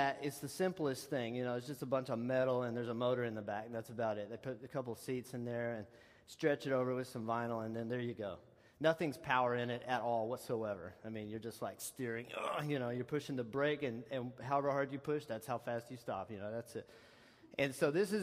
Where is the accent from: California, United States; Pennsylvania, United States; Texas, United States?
Texas, United States; moved away; where I'm from, my hometown of Texas, we have this white stuff they call caliche